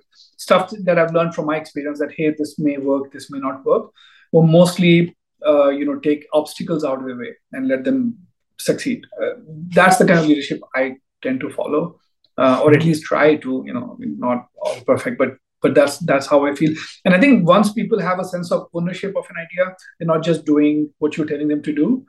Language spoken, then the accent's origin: English; India; moved away as an adult; I grew up in India. Did my PhD back there